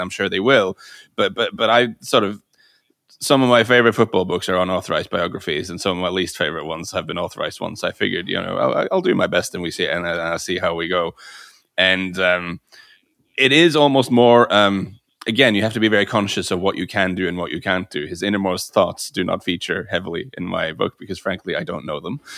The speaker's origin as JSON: {"language": "English", "town": "Bryne", "region": "Rogaland", "country": "Norway", "tie": "born or raised there", "said": "I grew up in the same town as Erling Haaland. I grew up in Brno, um, which is a town of about, I think about twelve thousand people now in the southwest"}